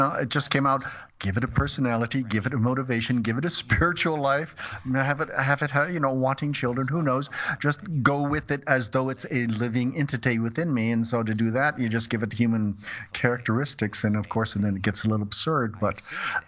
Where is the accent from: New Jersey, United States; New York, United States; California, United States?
California, United States; moved away as an adult; also born or lived in Brussels, Belgium; I was born and raised in California.